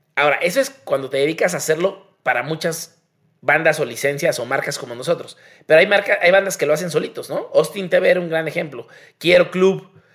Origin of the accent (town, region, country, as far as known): Mexico